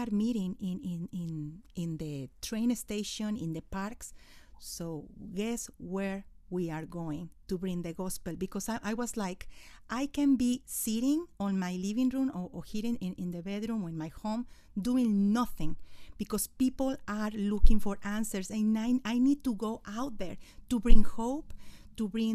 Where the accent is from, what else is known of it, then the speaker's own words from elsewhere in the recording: Mexico City, Mexico; first language Spanish; English is a second language; moved away as an adult; I was born in Mexico City